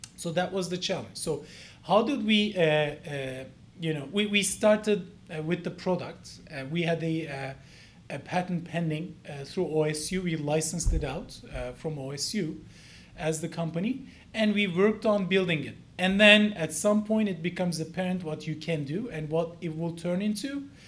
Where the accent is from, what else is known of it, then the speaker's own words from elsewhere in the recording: Ankara, Turkey; moved away as an adult; now in United States; I'm from the Cleveland of uh, Turkey